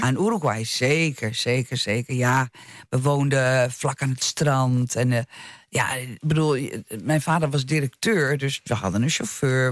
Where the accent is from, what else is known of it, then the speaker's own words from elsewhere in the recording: Netherlands; ik ben hier geboren in Nederland